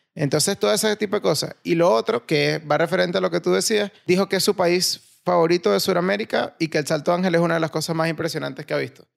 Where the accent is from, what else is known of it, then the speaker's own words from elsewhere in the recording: Puerto Ordaz, Bolívar, Venezuela; moved away; also born or lived in Valencia; vengo de Puerto Ordaz